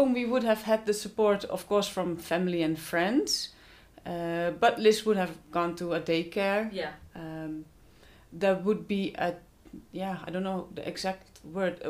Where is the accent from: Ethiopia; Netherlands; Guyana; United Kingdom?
Netherlands; moved away as an adult; now in China; I'm from the Netherlands, live in China for 4.5 years now.